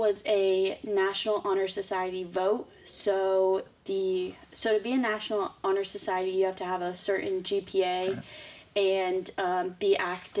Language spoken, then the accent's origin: English; Batesville, Indiana, United States; also born or lived in Florence, Kentucky / Sugar Land, Texas; we moved back to the Midwest, and I've lived in Batesville ever since